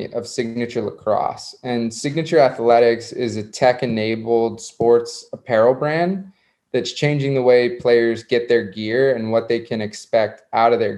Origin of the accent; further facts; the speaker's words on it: South Florida, United States; I grew up in South Florida